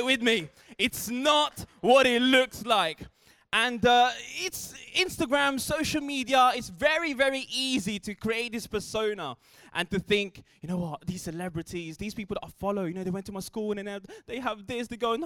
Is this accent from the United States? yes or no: no; Philippines; I grew up in the Philippines